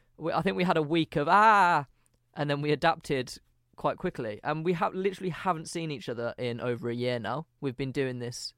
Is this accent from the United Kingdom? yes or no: yes; Birmingham, West Midlands, United Kingdom; accent: Brummie; I wouldn't drop my accent. So it would just be a Brummie guy